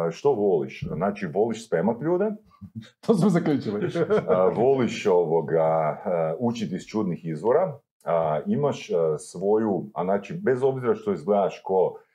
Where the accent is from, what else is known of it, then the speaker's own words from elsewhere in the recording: Čakovec, Međimurje County, Croatia; dolazim iz Čakovca.